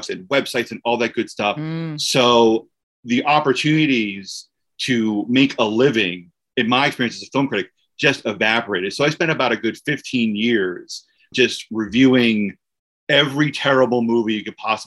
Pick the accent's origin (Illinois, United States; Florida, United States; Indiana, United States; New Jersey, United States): New Jersey, United States; Aberdeen; moved away as an adult; now in Ithaca, United States; I grew up in Aberdeen, New Jersey, Central Jersey